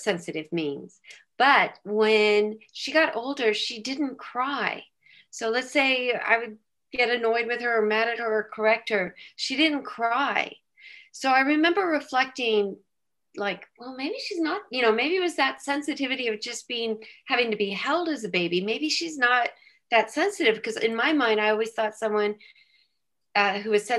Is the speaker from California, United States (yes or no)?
yes; San Diego, California, United States; moved away as an adult; also born or lived in Philadelphia; I'm from San Diego, California, and I married at age 25